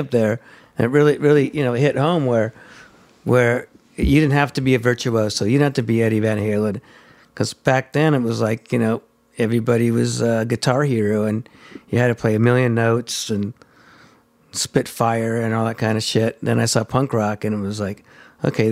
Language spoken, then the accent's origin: English; Hawthorne, California, United States; I grew up in Hawthorne